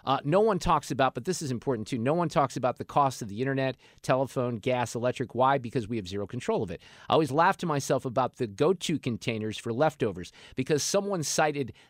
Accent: Niles, Illinois, United States; now in Missouri, United States; I went to junior high in the suburbs of Chicago in Niles, Illinois.

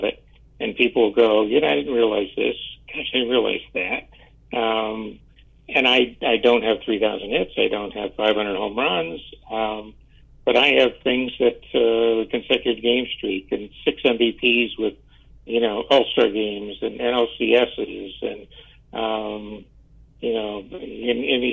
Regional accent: Tampa, Florida, United States; I was an only child growing up in Tampa, Florida

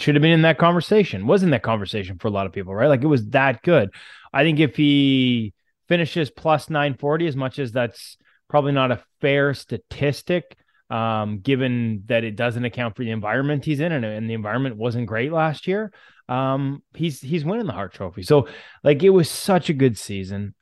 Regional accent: Canada; now in Vancouver, Canada; as a Canadian

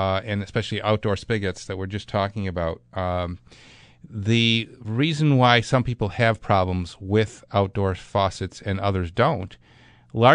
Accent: Clarence, New York, United States; Clarence, that's my hometown

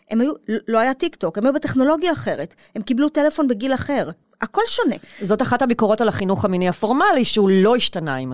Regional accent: Israel; אני גדלתי במין מקום אשכנזי אה, מרובע כזה, את יודעת, אה, אליטה ישראלית, אה, עם, של דוקטורים כזה.

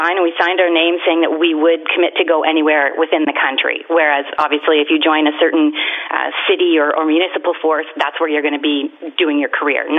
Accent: Canada; my hometown is actually on the U.S. border, and so the job that the RCMP does there is only federal

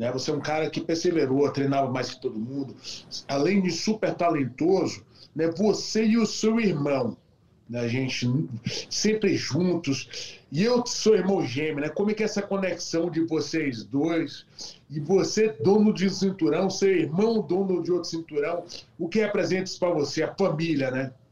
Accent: Brazil; Hoje, uma, uma coisa especial para a gente, eu como brasileiro, né?

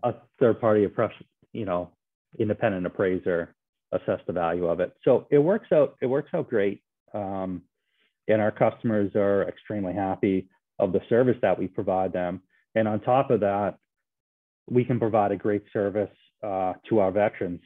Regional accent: Bridgewater, United States; my hometown of Bridgewater

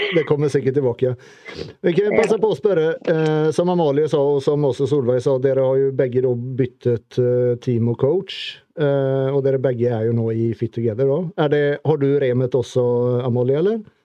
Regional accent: Sweden; moved away; Vi svensker

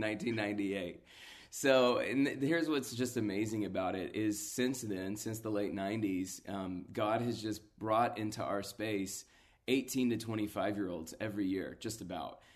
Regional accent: Atlanta, Georgia, United States; a local church, uh, built from the D N A of the Passion Movement in my hometown

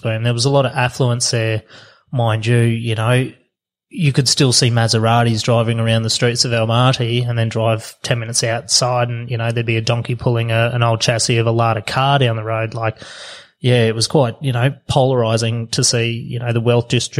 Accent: Australia; as an Australian

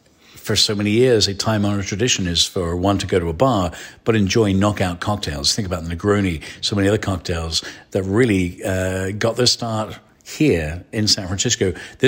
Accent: England, United Kingdom; I'm an Irish Englishman.

